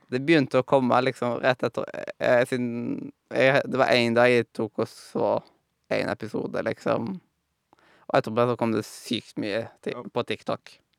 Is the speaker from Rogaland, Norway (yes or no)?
yes; Haugesund, Rogaland, Norway; jeg kom ifra Haugesund